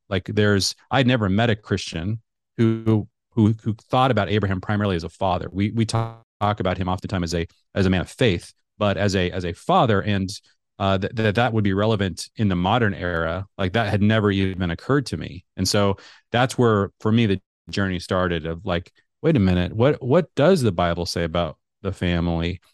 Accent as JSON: {"language": "English", "town": "Seattle", "region": "Washington", "country": "United States", "tie": "born or raised there", "also_born_or_lived": "Middle East", "moved": "as an adult", "said": "I grew up in the Seattle area"}